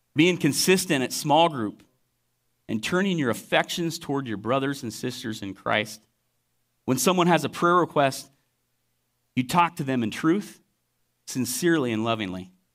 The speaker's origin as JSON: {"language": "English", "town": "Lone Tree", "region": "Iowa", "country": "United States", "tie": "born or raised there", "also_born_or_lived": "Waterloo, Iowa", "said": "I grew up in Lone Tree, South Iowa City, and I moved up to Waterloo area"}